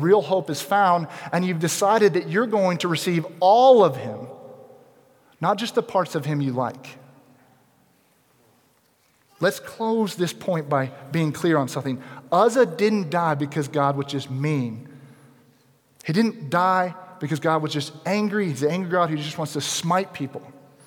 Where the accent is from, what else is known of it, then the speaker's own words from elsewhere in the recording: United States; as American Christians, modern Christians